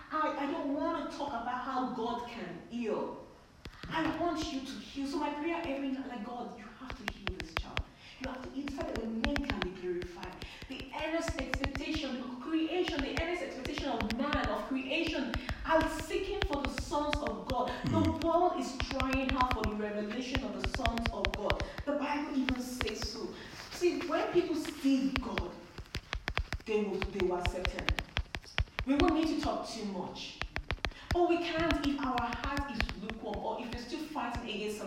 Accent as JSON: {"language": "English", "country": "India", "said": "I'm from India"}